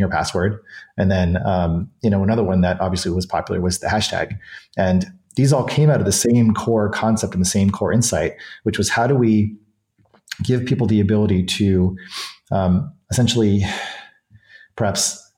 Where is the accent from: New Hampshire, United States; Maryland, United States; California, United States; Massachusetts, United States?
New Hampshire, United States; moved away; I grew up in New Hampshire and a lot of my family is still on the East Coast